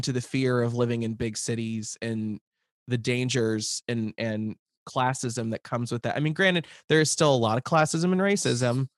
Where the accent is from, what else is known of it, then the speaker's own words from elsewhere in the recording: Lincoln, Nebraska, United States; moved away; growing up in Lincoln